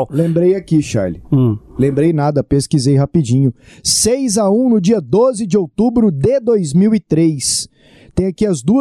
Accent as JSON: {"language": "Portuguese", "town": "Goiânia", "region": "Goiás", "country": "Brazil", "said": "sou lá de Goiânia, tal, minha família tá lá."}